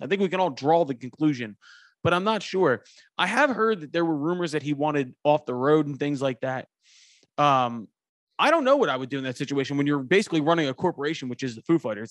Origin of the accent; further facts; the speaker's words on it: Philadelphia, Pennsylvania, United States; I am from Philadelphia